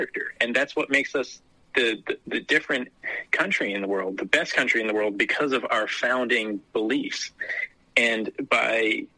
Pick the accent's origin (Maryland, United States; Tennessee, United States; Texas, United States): Maryland, United States; I grew up in Deep Blue, Maryland.